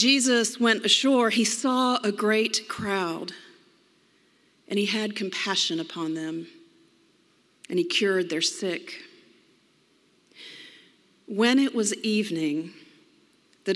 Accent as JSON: {"language": "English", "town": "Memphis", "region": "Tennessee", "country": "United States", "also_born_or_lived": "Georgia", "moved": "yes", "said": "I was originally from Memphis"}